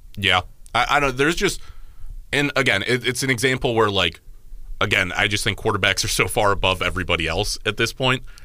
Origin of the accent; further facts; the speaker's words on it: Cleveland, Ohio, United States; growing up and constantly being there. Like I just have a different connection to Cleveland